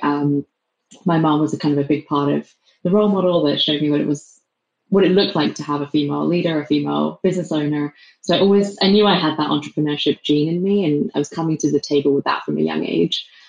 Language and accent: English; England, United Kingdom; accent: English; moved away as an adult; also born or lived in London; now in San Francisco, United States; despite my English accent